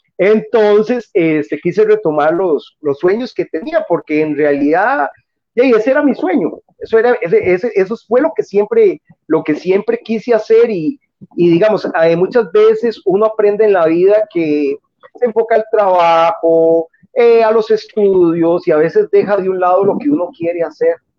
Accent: San José, Costa Rica; yo soy del lado de Pavas, por ejemplo, aquí en Pavas

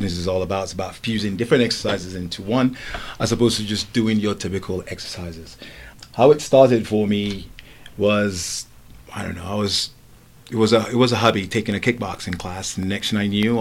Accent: England, United Kingdom; also born or lived in Lagos, Nigeria; I was born in Nigeria and I was raised in England.

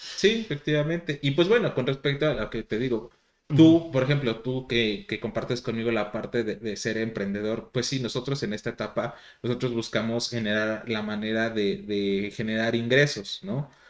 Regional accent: Mexico; nuestro alimento predilecto de los mexicanos

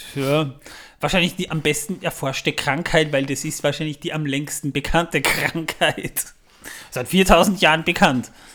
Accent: Waldviertel, Lower Austria, Austria; das ist im Waldviertel, da wo ich herkomme

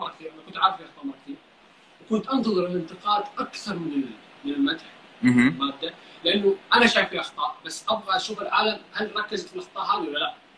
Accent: Saudi Arabia; عندنا في السعوديه هنا

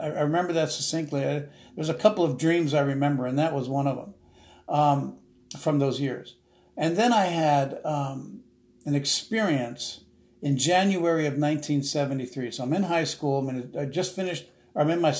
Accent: South Orange, New Jersey, United States; also born or lived in Newark, New Jersey; I was born and raised in this little small township called South Orange, New Jersey

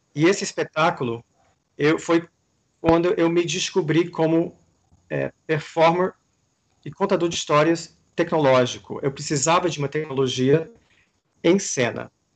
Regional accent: Washington, District of Columbia, United States; moved away; also born or lived in New York / Amsterdam / Brazil; eu nasci em Washington

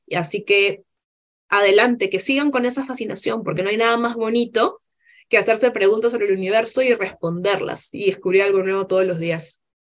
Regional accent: Peru; now in Chile; somos diversos, somos peruanos

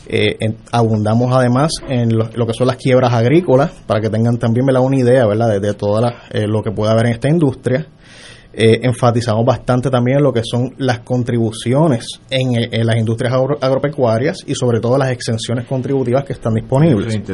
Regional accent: Mayagüez, Puerto Rico; Yo soy de Mayagüez original.

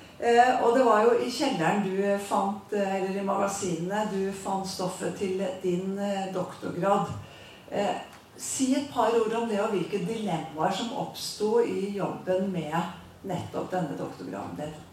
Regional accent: Åfjord, Trøndelag, Norway; jeg vokste opp i Åfjorden på Fosenhalvøya

